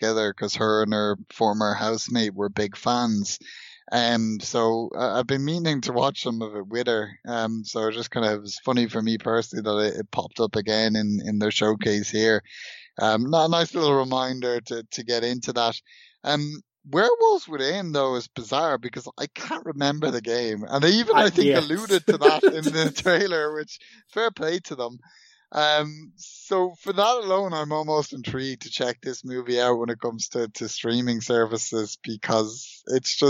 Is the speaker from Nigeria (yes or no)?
no; Ireland; born or raised there